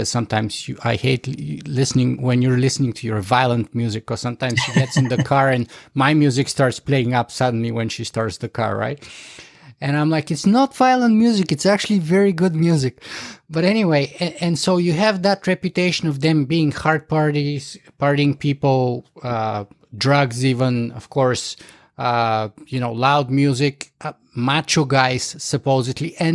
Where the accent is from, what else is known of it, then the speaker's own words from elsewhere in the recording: Bulgaria; I was growing up in Bulgaria